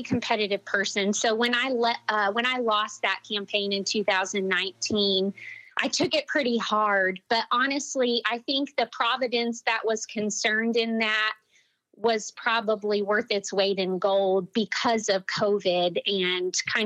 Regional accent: Midland, Texas, United States; I was born and raised in Midland, Texas, and I live here with my husband

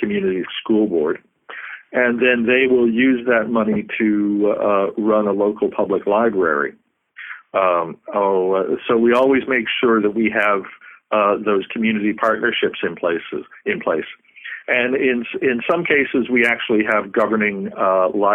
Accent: Newfoundland and Labrador, Canada; now in Baker Lake, Canada; I'm originally from Newfoundland, but I live in Baker Lake, Nunavut now

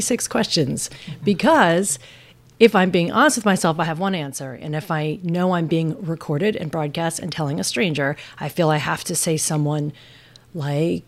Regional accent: New Jersey, United States; moved away as an adult; also born or lived in Boston area; now in New York City, United States; I grew up in New Jersey, where I spent the first 20 years

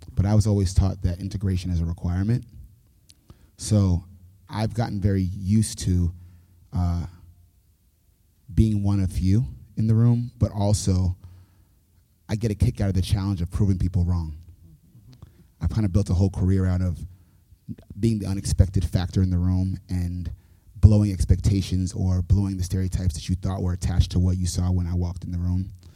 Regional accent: New York City, New York, United States; moved away as an adult; now in Nashville, United States; born and raised in New York City

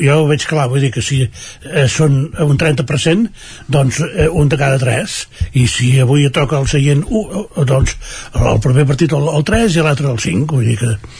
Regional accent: Vic, Catalonia, Spain; nosaltres no som de Barcelona, som de Vic

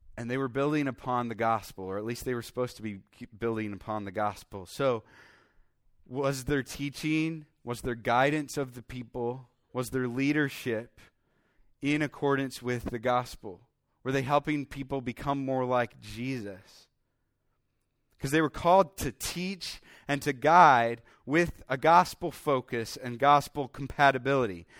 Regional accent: Iowa, United States; also born or lived in Minnesota; I grew up in Iowa

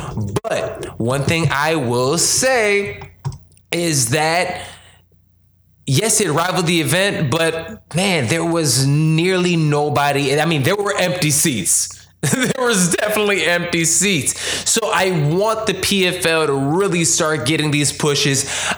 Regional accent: Chicago, Illinois, United States; I'm from Chicago. I'm a Chicago dude. I'm black and Puerto Rican.

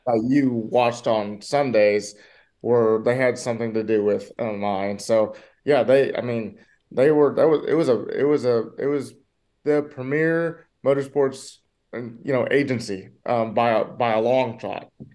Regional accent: Michigan, United States; I grew up in Michigan

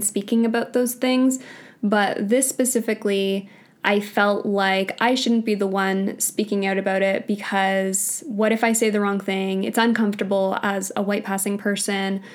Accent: Canada; I grew up in Canada. I was born in Canada.

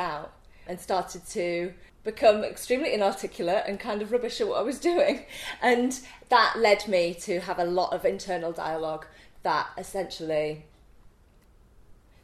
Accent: Leeds, Yorkshire and the Humber, United Kingdom; accent: Leeds accent, Yorkshire twang; moved away as an adult; A fantastic Leeds accent. And, you know, my Yorkshire twang

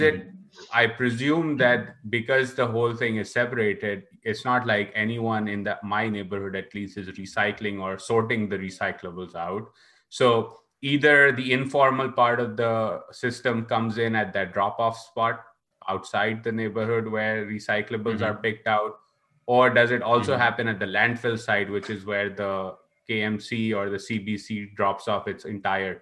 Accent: Karachi, Sindh, Pakistan; growing up in Karachi

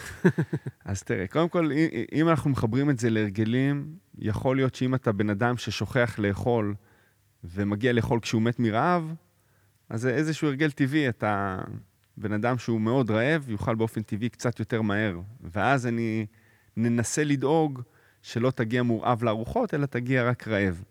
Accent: Jerusalem, Jerusalem District, Israel; born or raised there; also born or lived in Florence, Italy

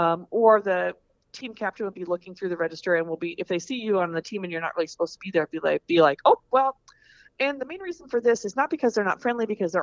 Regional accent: Des Moines, Iowa, United States; And I'm from the Des Moines area.

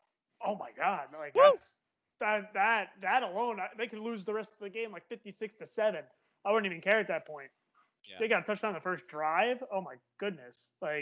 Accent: New Jersey, United States; I'm Irish and I'm from New Jersey.

